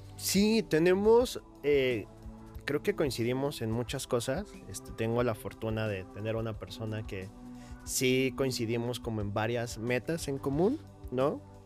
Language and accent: Spanish; Hidalgo, Mexico; now in Mexico City, Mexico; Yo soy de, de, de Hidalgo